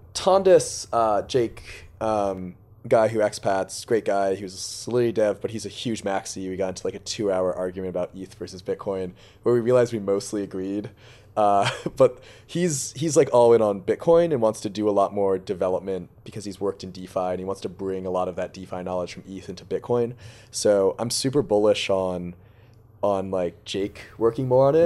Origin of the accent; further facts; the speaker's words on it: Boston, Massachusetts, United States; I grew up in Boston